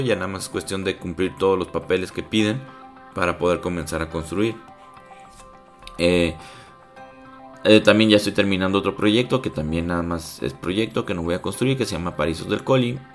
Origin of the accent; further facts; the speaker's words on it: Guadalajara, Jalisco, Mexico; nosotros somos de Guadalajara